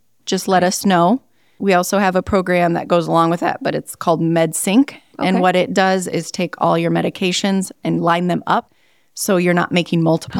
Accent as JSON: {"language": "English", "region": "Northwest Iowa", "country": "United States", "tie": "born or raised there", "said": "So I grew up in Northwest Iowa."}